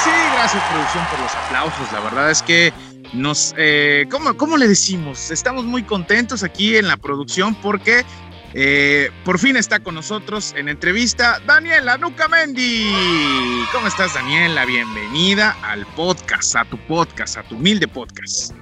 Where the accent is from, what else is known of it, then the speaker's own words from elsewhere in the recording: Matamoros, Chiapas, Mexico; moved away as an adult; en mi pueblito ah, que se llama Matamoros